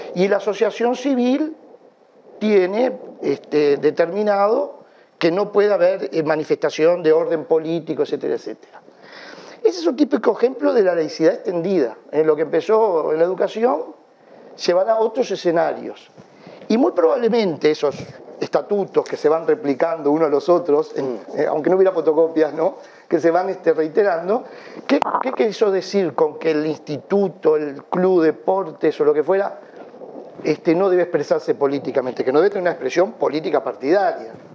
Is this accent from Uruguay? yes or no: yes; Uruguay; somos los uruguayos